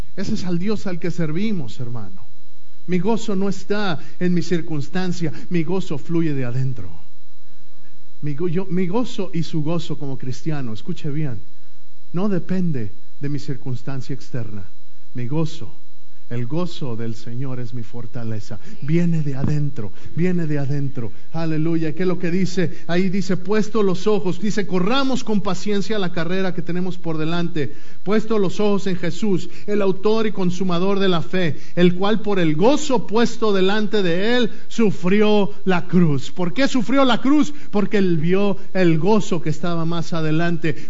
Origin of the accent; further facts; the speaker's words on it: Mexico City, Mexico; yo crecí en el DF